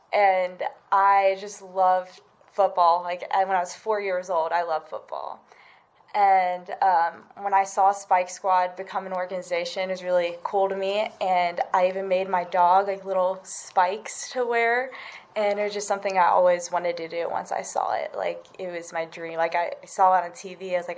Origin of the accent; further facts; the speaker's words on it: Georgia, United States; born there; I was brought out of the hospital the day I was born in Georgia yurt.